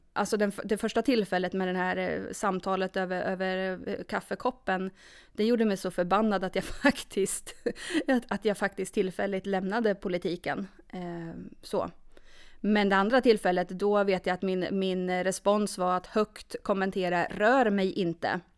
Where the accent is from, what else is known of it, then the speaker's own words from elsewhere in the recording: Norrköping, Östergötland, Sweden; moved away as an adult; now in Sundsvall, Sweden; Född och uppvuxen i Norrköping.